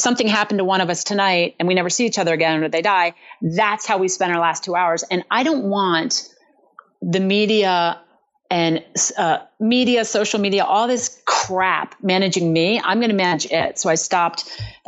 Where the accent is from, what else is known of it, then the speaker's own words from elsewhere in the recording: Berlin, Maryland, United States; moved away; that's in Berlin, Maryland, a little town on the eastern shore of Maryland